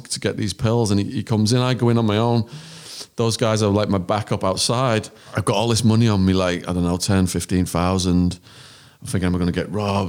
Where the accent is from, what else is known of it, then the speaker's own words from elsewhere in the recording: England, United Kingdom; accent: English; moved away; he hears my English accent